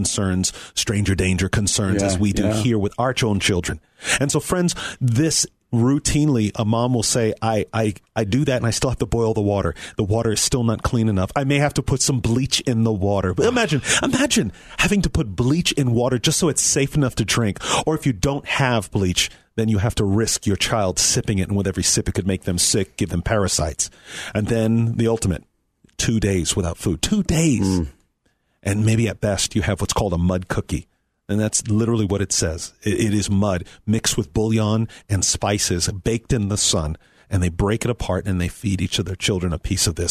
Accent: South Florida, United States; I'm from South Florida

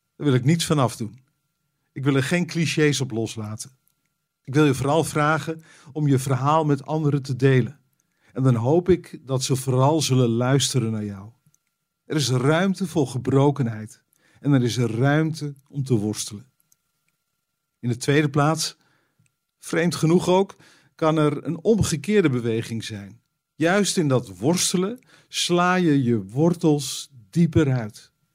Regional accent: Netherlands; als Nederlander

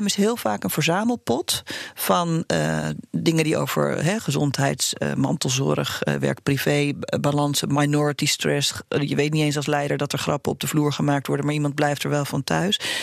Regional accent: Uganda; now in Netherlands; ik ben in Oeganda geboren

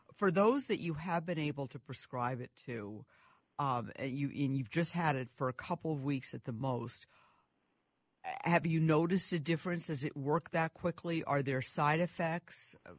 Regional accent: Minnesota, United States; I'm from Minnesota

